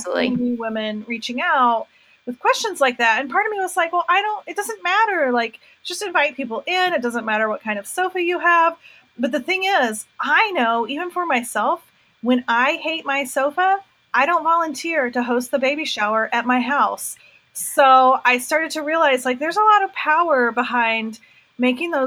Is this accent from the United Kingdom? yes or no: no; North Carolina, United States; I'm from North Carolina